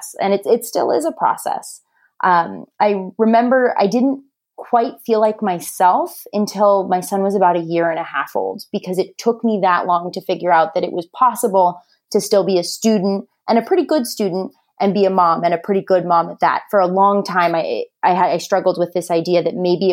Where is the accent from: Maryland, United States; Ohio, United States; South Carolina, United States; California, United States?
California, United States; Orange County, Southern; also born or lived in South Bend, Indiana; born and raised in Southern California, I'm one of six children